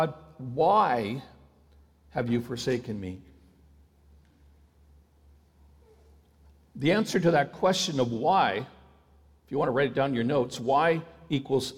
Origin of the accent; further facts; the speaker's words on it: Ontario, Canada; I had a public school friend who lived in the same city as I did, even though we grew up in Ontario